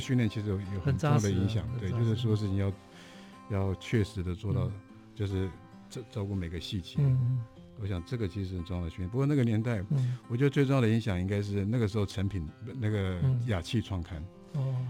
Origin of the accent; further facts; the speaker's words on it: Guanshan, Taitung County, Taiwan; moved away; also born or lived in United States; 我觉得在台东成长其实是一个生命中蛮蛮重要的经验。就是在那个充满山水的地方，在花东纵谷。那我印象深刻，应该是我的国小吧？那关山国小那个，